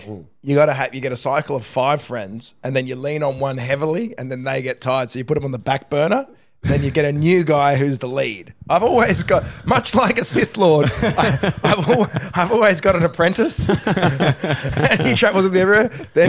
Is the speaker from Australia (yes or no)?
yes; Australia; now in United States; Like I'm an Australian, but I don't. I don't feel like I live here anymore. I've kind of my first few years in America.